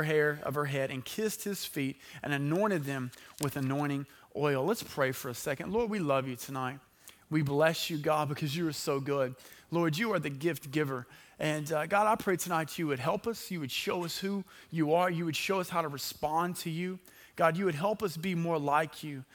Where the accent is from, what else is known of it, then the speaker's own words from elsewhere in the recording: Hooks, Texas, United States; I'm from Hooks